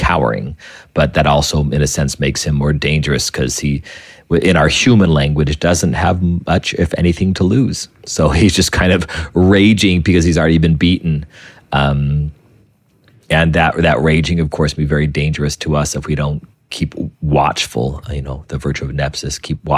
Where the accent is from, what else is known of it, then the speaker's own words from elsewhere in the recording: New Mexico, United States; I came from New Mexico